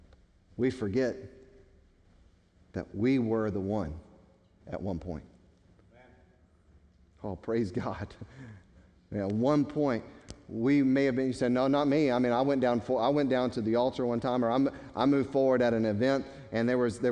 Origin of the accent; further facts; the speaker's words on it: United States; American Christians